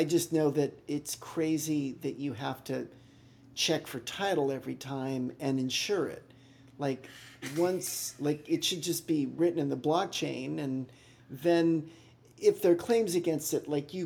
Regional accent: Chapel Hill, North Carolina, United States; growing up in Chapel Hill, North Carolina

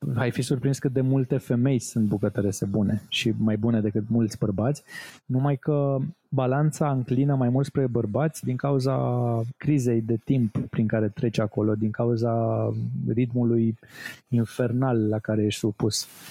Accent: Romania; noi ca români

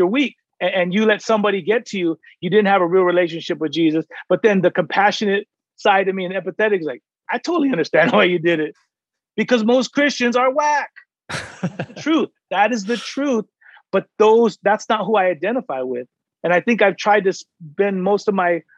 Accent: San Diego, California, United States; I'm from San Diego

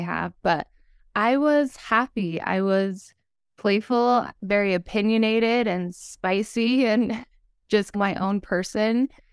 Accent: Utah, United States; So, I was born and raised in Utah. I still live here today.

